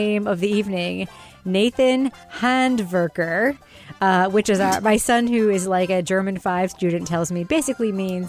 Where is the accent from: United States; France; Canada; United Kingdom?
United Kingdom; you're younger than me, you're smoother than me, more American than me. I'm British, so that's not hard to do.